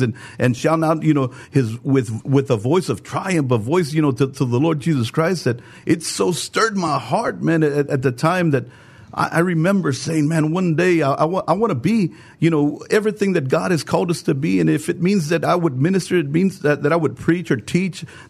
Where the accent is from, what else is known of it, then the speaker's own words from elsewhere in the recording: San Antonio, Texas, United States; I was born and raised here in San Antonio, Texas.